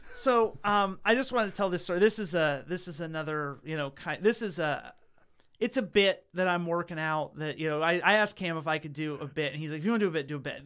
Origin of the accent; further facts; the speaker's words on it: Northeast Ohio, United States; I grew up in a town that's that's uh you know Northeast Ohio